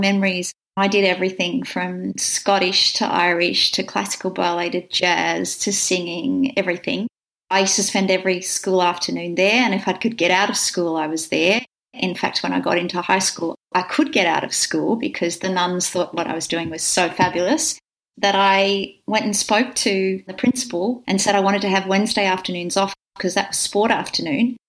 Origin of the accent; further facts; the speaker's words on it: Wagga Wagga, New South Wales, Australia; moved away as an adult; now in Melbourne, Australia; I grew up in Wagga, country town in New South Wales